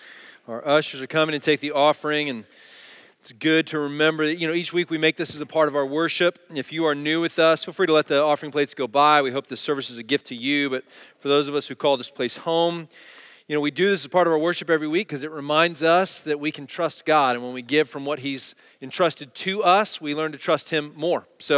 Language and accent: English; Dallas, Texas, United States; And where I grew up in Dallas, we had alleys.